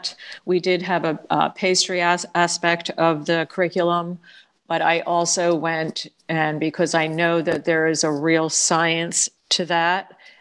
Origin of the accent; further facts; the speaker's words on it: outside of Philadelphia, Pennsylvania, United States; I grew up outside of Philadelphia